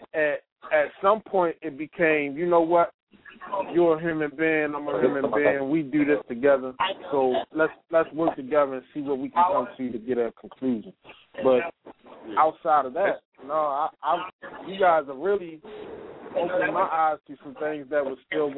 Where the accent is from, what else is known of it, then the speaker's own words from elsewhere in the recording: Baltimore, Maryland, United States; I'm from Baltimore, and I'm from Baltimore City, and we're predominantly black.